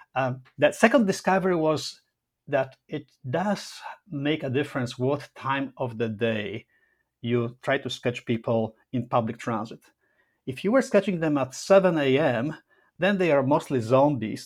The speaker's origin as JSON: {"language": "English", "country": "Poland", "also_born_or_lived": "Rome, Italy", "moved": "yes", "lives_now": "Toronto, Canada", "said": "My family lives in Poland. I'm Polish"}